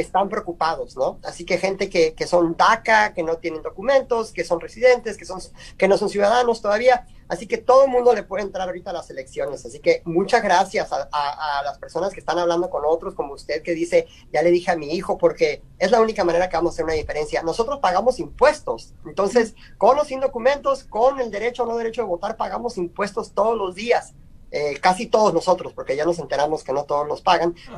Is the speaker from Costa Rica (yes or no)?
no; Culiacán, Sinaloa, Mexico; moved away as an adult; now in Phoenix, United States; soy de Culiacán, Sinaloa. Este, ya tengo acá en Phoenix a casi 20 años